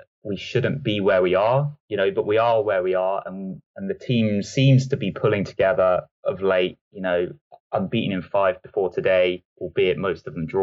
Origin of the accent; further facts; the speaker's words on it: Southampton, South East England, United Kingdom; also born or lived in New Forest; I'm local to Southampton